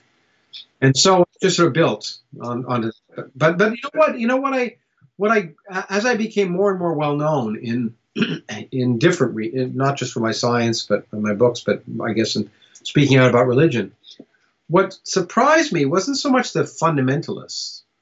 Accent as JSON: {"language": "English", "country": "Canada", "tie": "born or raised there", "also_born_or_lived": "United States", "said": "I was born in the United States, but I grew up in Canada."}